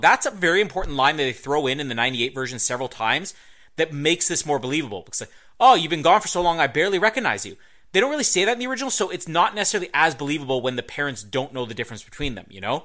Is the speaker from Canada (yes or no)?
yes; Canada; accent: Canadian; I'm not Canadian